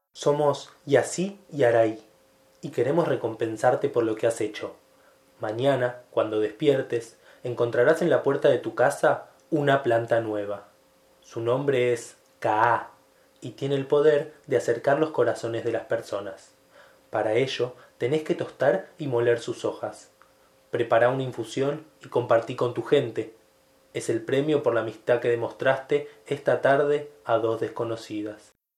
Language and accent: Spanish; Argentina; los argentinos y argentinas tomamos alrededor de mil litros de mate por año